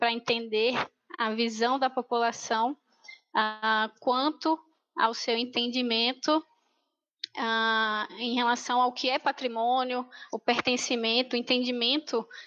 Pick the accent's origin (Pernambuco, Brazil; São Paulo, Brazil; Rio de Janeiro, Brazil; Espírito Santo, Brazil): Pernambuco, Brazil; Recife; moved away as an adult; now in Marabá, Brazil; Eu sou de Recife, então a minha vivência ah, de graduação e doutorado, até o doutorado, né, ela foi é, realizada lá na Universidade Federal de Pernambuco